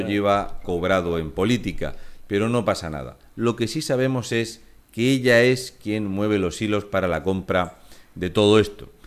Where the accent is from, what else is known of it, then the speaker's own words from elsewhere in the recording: Region of Murcia, Spain; soy un murciano encabronado